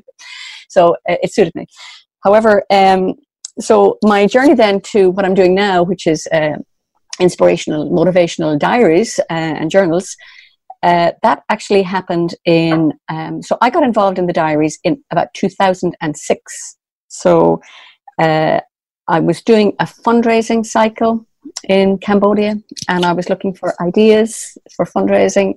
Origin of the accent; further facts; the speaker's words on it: Dublin, Leinster, Ireland; moved away as an adult; now in Sligo, Ireland; I was originally from Dublin. So I did all of my growing up in Dublin, but I live in Sligo now on the northwest